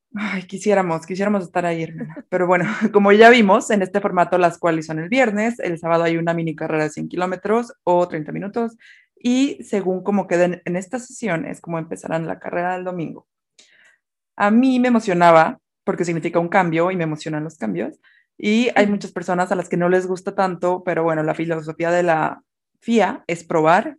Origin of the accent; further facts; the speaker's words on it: Mexico; como mexicana